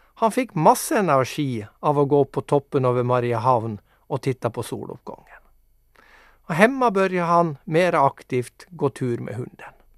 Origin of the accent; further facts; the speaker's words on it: Mo i Rana, Nordland, Norway; moved away as an adult; now in Nykarleby, Finland; Jag kommer alltså ursprungligen från Mo i Rana i Nordnorge men är nu bosatt med min härliga familj i Nykarleby.